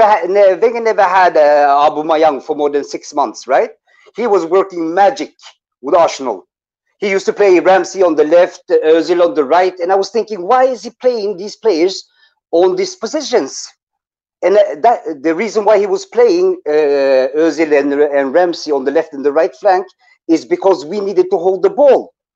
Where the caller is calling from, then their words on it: Norway; English is a second language; It's … from Norway again, Harry.